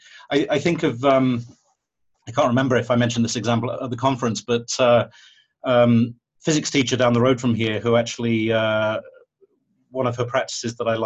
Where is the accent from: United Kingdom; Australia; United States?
United Kingdom; being British, I've got this strong streak of pragmatism